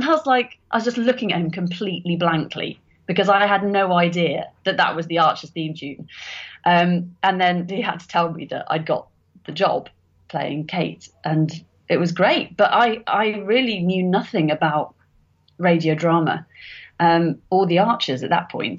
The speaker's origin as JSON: {"language": "English", "town": "Birmingham", "region": "West Midlands", "country": "United Kingdom", "tie": "born or raised there", "said": "I grew up in Birmingham"}